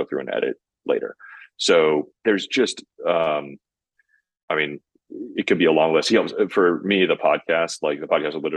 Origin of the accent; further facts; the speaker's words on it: Midwest, United States; I'm from the Midwest in the US